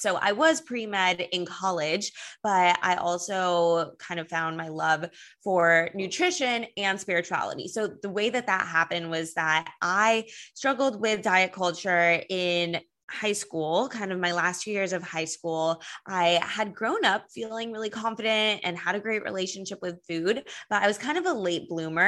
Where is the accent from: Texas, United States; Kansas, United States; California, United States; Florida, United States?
California, United States; Los Angeles; now in New York City, United States; I'm from Los Angeles